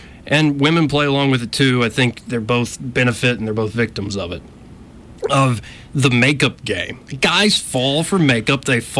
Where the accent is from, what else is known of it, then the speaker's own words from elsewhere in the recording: Arkansas, United States; because I am from Arkansas, don't you know?